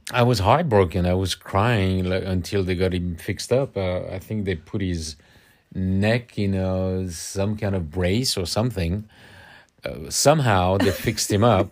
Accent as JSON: {"language": "English", "town": "Paris", "region": "Île-de-France", "country": "France", "tie": "born or raised there", "accent": "French", "second_language": "English", "moved": "yes", "said": "growing up in Paris"}